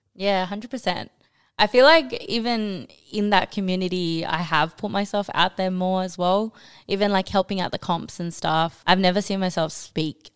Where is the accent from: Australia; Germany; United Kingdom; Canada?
Australia; also born or lived in New Zealand / Bangladesh (ancestry); I was born in New Zealand. I moved here when I was like two and pretty much grew up here in Australia